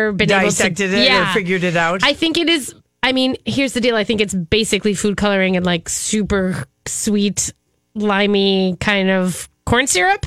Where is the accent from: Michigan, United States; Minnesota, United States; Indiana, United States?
Minnesota, United States; I'm from Minnesota